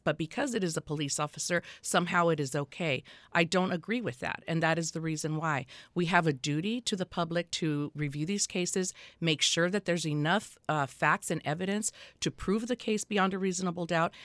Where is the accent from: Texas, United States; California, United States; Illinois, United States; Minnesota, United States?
California, United States; Los Angeles; I was born and raised in Los Angeles County in the Boyle Heights area of Los Angeles